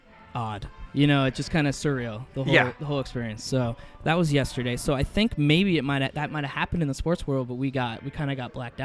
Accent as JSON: {"language": "English", "region": "Washington", "country": "United States", "tie": "born or raised there", "lives_now": "Portland, United States", "said": "I grew up north of there in Washington, and I think we called it Vantucky"}